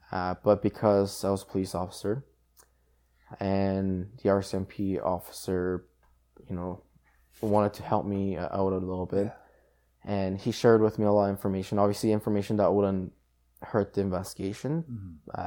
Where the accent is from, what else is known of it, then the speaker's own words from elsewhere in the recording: South Korea; moved away; I was born in South Korea